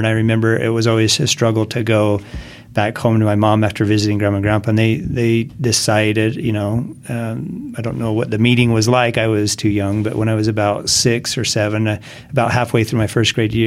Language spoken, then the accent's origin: English; Grantsville, Utah, United States; also born or lived in Erda, Utah; I grew up in Grantsville